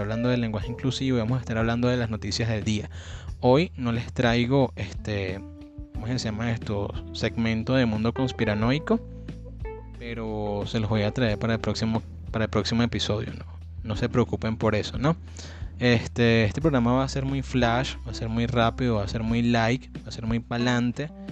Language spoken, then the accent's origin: Spanish; Venezuela; yo soy venezolano